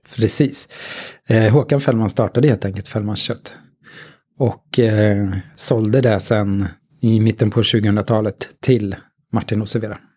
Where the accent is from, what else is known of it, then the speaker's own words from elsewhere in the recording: Katrineholm, Södermanland, Sweden; Jag är um, från Katrineholm, snart 50